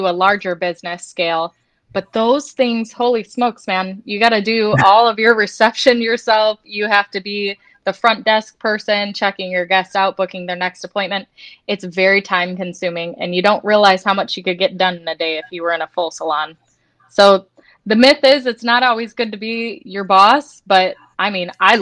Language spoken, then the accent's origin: English; Detroit, Michigan, United States; moved away as an adult; I grew up in the Detroit area.